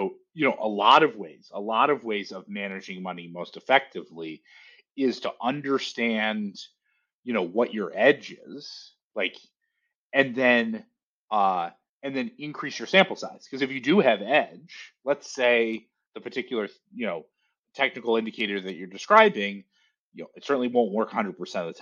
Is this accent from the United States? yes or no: yes; Detroit, Michigan, United States; moved away; I grew up in Detroit